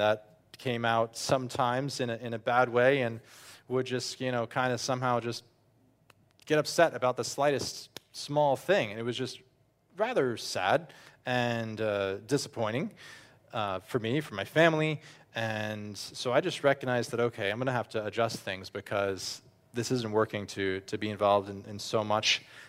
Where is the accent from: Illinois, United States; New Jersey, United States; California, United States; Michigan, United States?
New Jersey, United States; also born or lived in Toms River; now in Austria; I grew up in North Jersey. I grew up and lived here for years too in Ocean County and down in Toms River